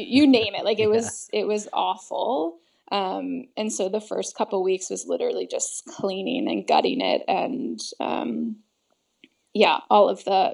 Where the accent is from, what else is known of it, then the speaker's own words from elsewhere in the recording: United States; also born or lived in California / British Columbia; I'm American